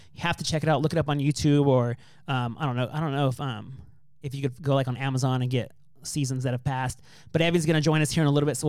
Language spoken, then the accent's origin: English; California, United States; moved away; I came from a really small town. And for the most part, we've all been together from kindergarten on through eighth grade.